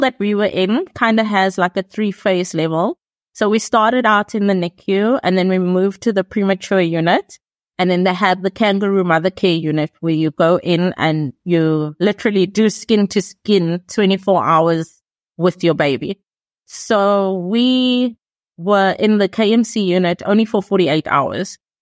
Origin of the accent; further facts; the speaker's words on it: South Africa; I'm from South Africa